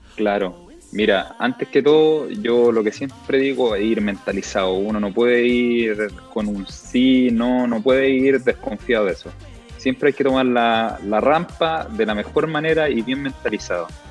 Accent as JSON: {"language": "Spanish", "country": "Chile", "said": "soy el único chileno que está haciendo esto en ATV"}